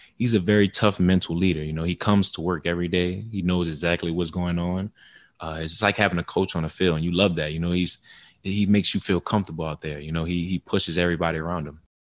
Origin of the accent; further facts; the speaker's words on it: New Orleans, Louisiana, United States; in New Orleans, uh, where I grew up